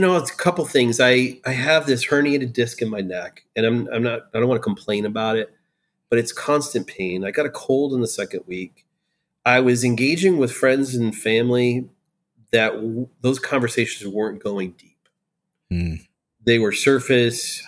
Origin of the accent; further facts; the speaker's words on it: Iowa, United States; moved away as an adult; also born or lived in Florida / Pennsylvania; now in Raleigh, United States; Growing up in Iowa